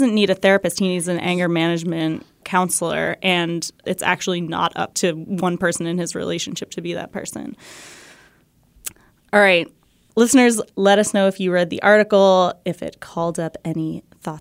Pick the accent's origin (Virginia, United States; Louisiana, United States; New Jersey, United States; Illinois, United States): New Jersey, United States; I'm from New Jersey, where New Jersey's kind of known for its peaches, too.